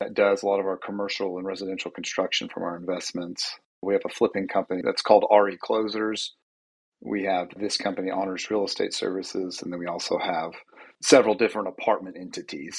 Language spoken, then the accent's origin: English; Knoxville, Tennessee, United States; also born or lived in Farragut, Tennessee; Born and raised in Knoxville, went to Farragut High School